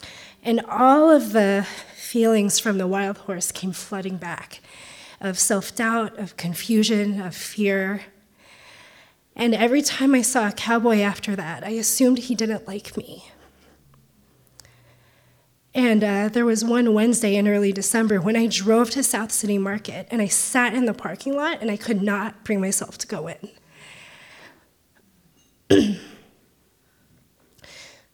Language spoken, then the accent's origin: English; Philippines; now in United States; but have grown to include my identities as an Asian, as a Filipina, as a first-generation immigrant